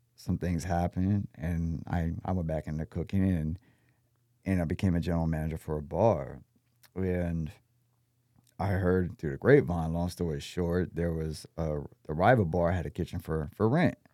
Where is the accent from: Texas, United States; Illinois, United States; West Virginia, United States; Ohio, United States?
Texas, United States; also born or lived in Austin, Texas / San Antonio, Texas; I'm from Texas.